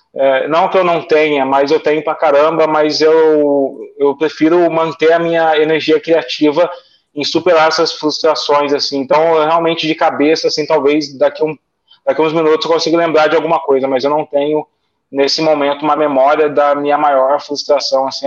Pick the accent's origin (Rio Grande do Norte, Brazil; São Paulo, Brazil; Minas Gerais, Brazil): São Paulo, Brazil; Guaratinguetá; eu moro no interior, eu moro em Tiguetá, eu sou caipira, eu não pretendo sair daqui